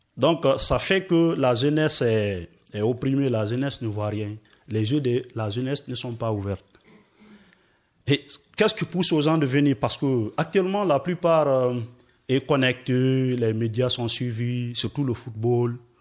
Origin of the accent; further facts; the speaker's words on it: Forest Guinea, Guinea; moved away as an adult; je suis forestier, je viens de la Guinée forestière.